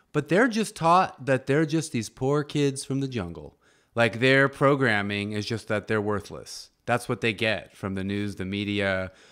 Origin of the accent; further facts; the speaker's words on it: United States; I'm a North American, I'm American